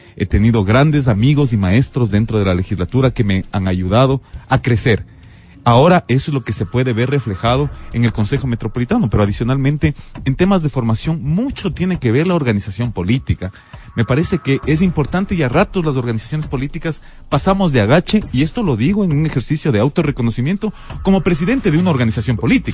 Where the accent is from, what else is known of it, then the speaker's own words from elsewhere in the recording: Quito, Pichincha, Ecuador; como quiteño